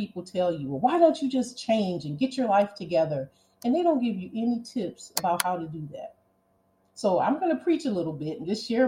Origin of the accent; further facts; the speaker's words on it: Cleveland, Ohio, United States; growing up in Cleveland and being poor